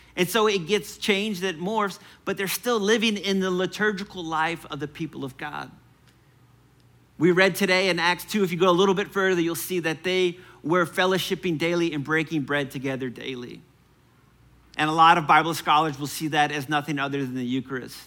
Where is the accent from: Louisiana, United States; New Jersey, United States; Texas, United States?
Louisiana, United States; New Orleans; I'm from New Orleans